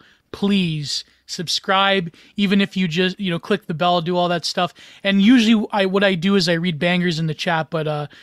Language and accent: English; Canada; I'm Canadian